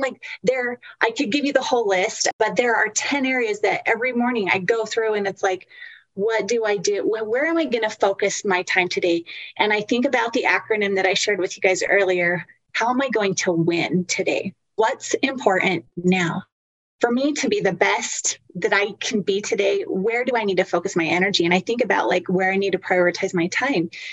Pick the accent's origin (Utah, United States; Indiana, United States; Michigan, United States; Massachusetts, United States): Utah, United States; I am from Utah